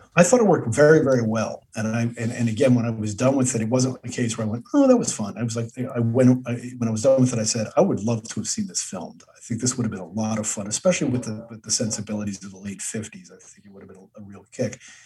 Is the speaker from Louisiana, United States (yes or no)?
no; New Jersey, United States; I grew up in New Jer- in New Jersey in the seventies